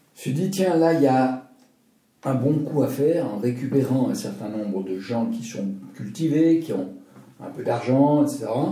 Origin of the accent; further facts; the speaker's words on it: Alsace, Grand Est, France; now in Lausanne, Switzerland; je suis alsacien, J'aime l'Alsace. À l'époque, j'étais que alsacien. Maintenant, je suis alsacien et vaudois et suisse.